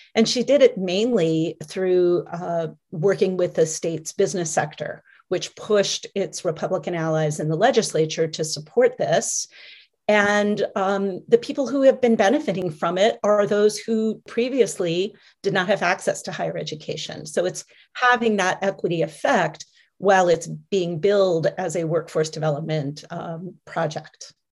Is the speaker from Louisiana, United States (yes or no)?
no; Michigan, United States; my home state of Michigan